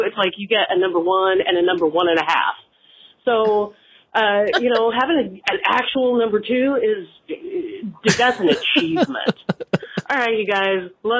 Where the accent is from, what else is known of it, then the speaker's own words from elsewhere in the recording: Texas, United States; I was born in Texas.